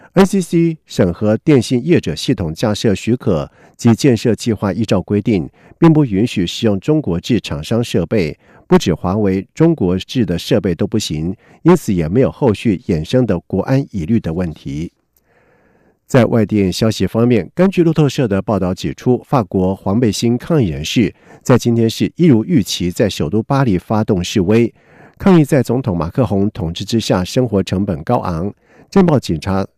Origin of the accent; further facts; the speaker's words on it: Kaohsiung, Taiwan; 假如你的心中有对高雄的留恋，有对我们故乡的挚爱